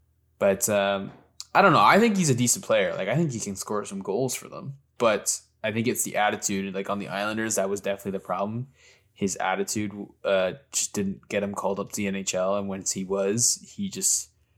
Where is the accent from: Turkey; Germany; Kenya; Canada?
Canada; when I'm a Canadian.